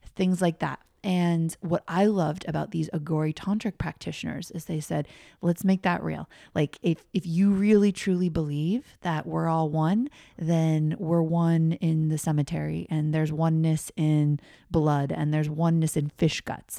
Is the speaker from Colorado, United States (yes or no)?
yes; Colorado, United States; I grew up in Colorado, normal American family